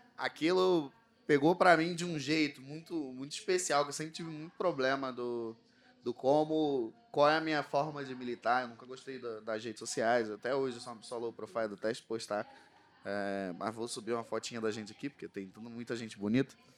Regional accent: Rio de Janeiro, Brazil; accent: carioca; Vocês já entenderam pelo sotaque que eu sou do Rio de Janeiro. Eu vim de uma comunidade do Rio chamada Santa Maria

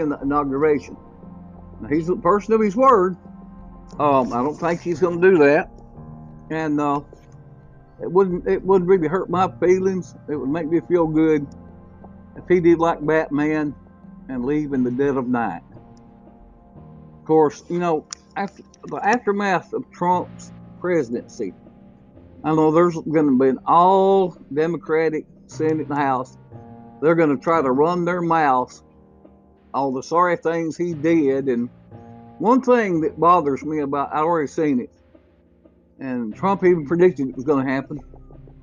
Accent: Hamilton, Alabama, United States; my hometown of Hamilton, Alabama

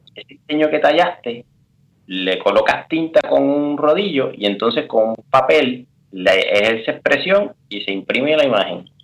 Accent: Toa Alta, Puerto Rico; moved away as an adult; also born or lived in Bayamón, Puerto Rico / San Juan, Puerto Rico / Kenya; now in Switzerland; resulta que nací en, en, en Bayamón, ¿verdad? Hospital Hermanos hermano Meléndez y eso. Pero toda mi vida me crié entre Toalta y Bayamón

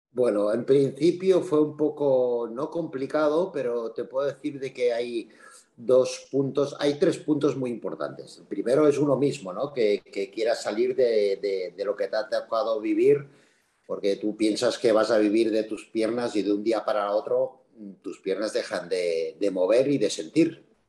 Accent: Andorra; soy de Andorra, que somos poquitos

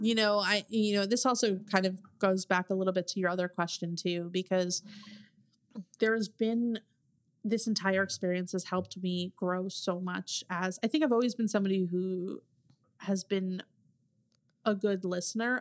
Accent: New Jersey, United States; I'm from New Jersey

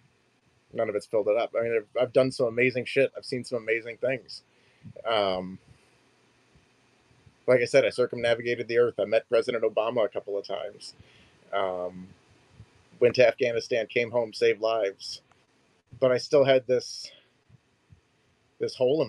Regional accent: Detroit, Michigan, United States; I'm from Detroit, the Midwest, and I was born in the 80s. And so growing up in the 90s as a child, you know, I wanted to be an actor, but it's Hollywood, you know, and you're living in the thumb of Michigan

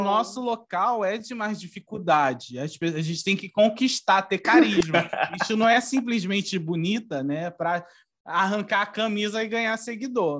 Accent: Rio de Janeiro, Brazil; sou aqui do Rio de Janeiro, eu moro na, na Baixada

